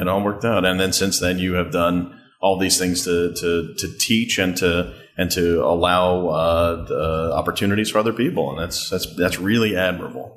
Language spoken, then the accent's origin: English; Manhasset, New York, United States; Manhasset, my my hometown